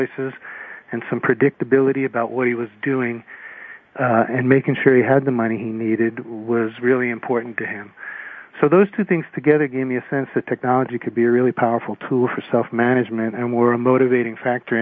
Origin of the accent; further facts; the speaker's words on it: New York, United States; moved away as an adult; now in Eugene, United States; I moved from New York, where we were raised, to Oregon to finish undergraduate school